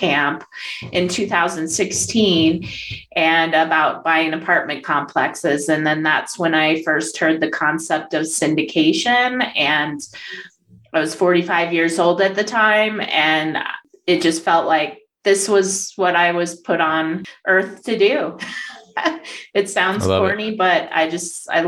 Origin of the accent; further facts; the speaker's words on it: Denver, Colorado, United States; I'm from Denver, Colorado, and I am a real estate syndicator and capital raiser.